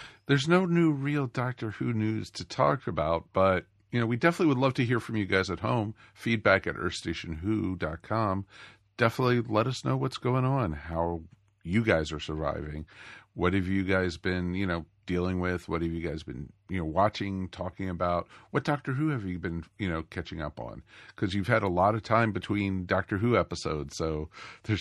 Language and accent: English; United States; growing up outside of Washington, D.C.